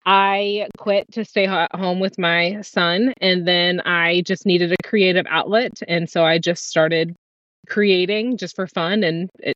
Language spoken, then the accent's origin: English; Missouri, United States; I'm from Missouri, currently residing in Kansas City, Missouri, and we travel a lot.